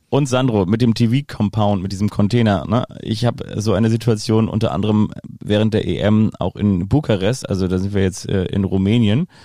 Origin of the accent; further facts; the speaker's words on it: Kiel, Schleswig-Holstein, Germany; als Kieler